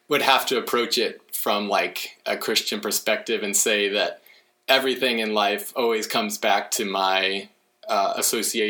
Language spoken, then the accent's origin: English; Oklahoma, United States; moved away as an adult; also born or lived in California; now in Washington, United States; I grew up in Oklahoma